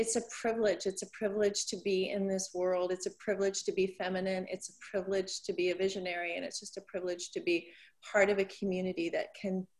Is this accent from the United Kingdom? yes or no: no; Canada; now in United States; I grew up in Canada, very, very small town